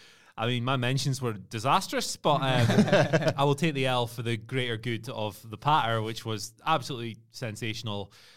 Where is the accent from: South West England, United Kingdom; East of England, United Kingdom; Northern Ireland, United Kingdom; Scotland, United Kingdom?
Scotland, United Kingdom; Aberdeen; I'm from Aberdeen